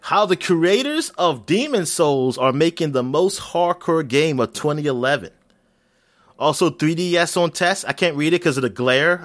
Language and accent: English; United States; I'm American